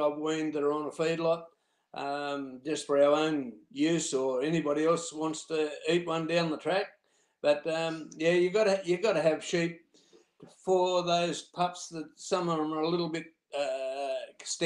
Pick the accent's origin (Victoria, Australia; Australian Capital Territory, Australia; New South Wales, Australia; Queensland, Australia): New South Wales, Australia; Casino; I'm from Casino, or Tatum actually, which is between Casino and Corakai.